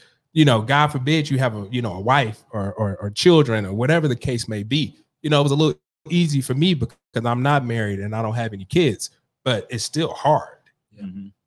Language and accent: English; Ferguson, Missouri, United States; also born or lived in North St. Louis; I grew up in Ferguson, so I grew up in North County